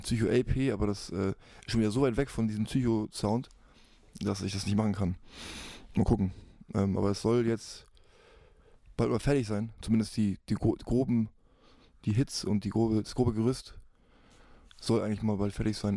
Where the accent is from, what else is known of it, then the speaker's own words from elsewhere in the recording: Hamburg, Germany; ich bin ja Hamburger, ich bin hier wegen Familie, mein Kind ist hier